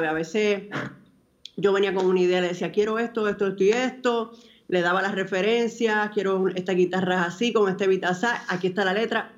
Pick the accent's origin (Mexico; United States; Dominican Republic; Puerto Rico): Dominican Republic; para mí como dominicana